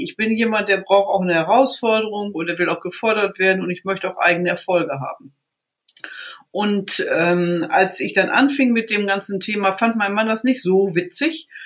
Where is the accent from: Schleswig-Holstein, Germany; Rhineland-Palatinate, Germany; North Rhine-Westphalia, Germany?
North Rhine-Westphalia, Germany; Riesenbeck; ich komme aus einer klassischen Reitsportfamilie, komme aus dem Ort Riesenbeck